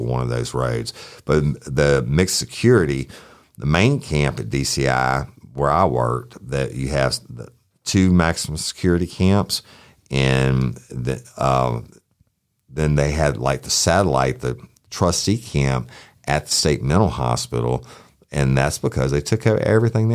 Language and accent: English; Clinton, Louisiana, United States; I was born and raised in Clinton when my grandfather was a judge